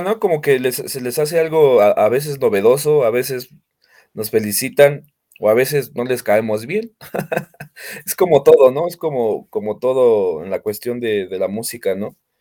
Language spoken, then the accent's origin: Spanish; Naucalpan, State of Mexico, Mexico; nosotros nacimos aquí y de hecho seguimos viviendo aquí